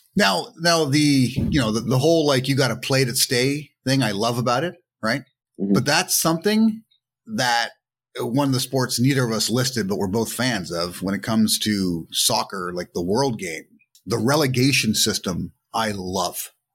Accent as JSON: {"language": "English", "town": "Toronto", "region": "Ontario", "country": "Canada", "tie": "born or raised there", "said": "growing up in Toronto"}